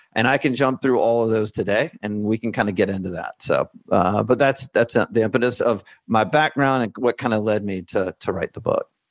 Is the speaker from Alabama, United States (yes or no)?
yes; Alabama, United States; moved away as an adult; also born or lived in Washington, D.C.; now in Santa Rosa Beach, United States; I grew up in Alabama